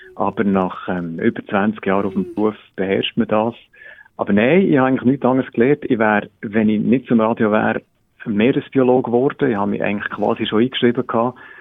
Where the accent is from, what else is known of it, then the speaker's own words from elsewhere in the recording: Biel, Bern, Switzerland; moved away as an adult; komme ursprünglich aus dem Kanton Bern